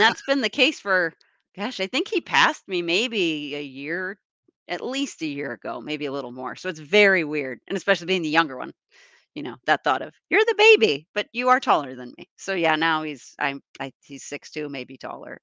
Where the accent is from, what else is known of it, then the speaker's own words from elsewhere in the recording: East Coast, United States; now in Wisconsin, United States; grew up on the East Coast.